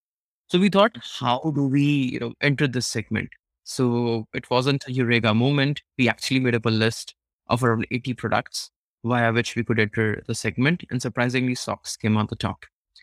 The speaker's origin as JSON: {"language": "English", "country": "India", "tie": "born or raised there", "said": "when I was pretty small, and especially when you're growing up in India, you come across these astrologers, horoscope readers who tell you"}